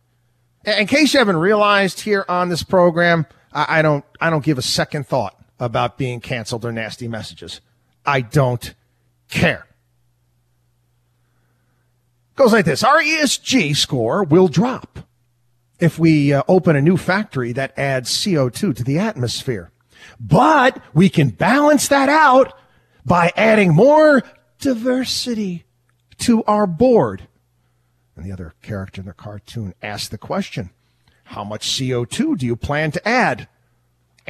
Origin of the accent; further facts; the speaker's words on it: outside of Albany, New York, United States; also born or lived in Syracuse, New York; I'm from upstate New York. I grew up outside of Albany, New York, went to college out there in Syracuse